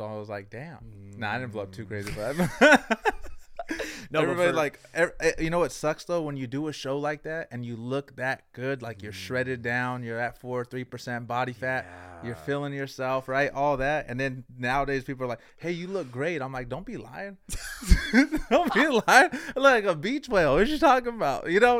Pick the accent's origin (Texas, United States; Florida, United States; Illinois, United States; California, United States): California, United States; San Jose; I grew up on South San Jose, Blossom Hill. So I grew up there. Went to school, Willow Glen. And then I transferred districts over here to the South. And I went to Oak Grove, Santa Teresa.